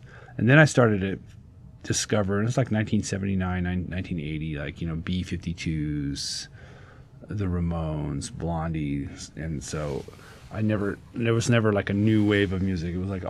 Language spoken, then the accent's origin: English; San Pedro, California, United States; also born or lived in Compton, California / Aberdeen, Washington / Yugoslavia / Phoenix, Arizona; now in Southwest Washington, United States; I grew up in San Pedro, California, with Mike Wattsburg. And then in 1979, my family moved to Aberdeen, Washington, and that's how I've been in Washington ever since. I've lived in different places. Like, I lived in Yugoslavia in 1980. I lived in Phoenix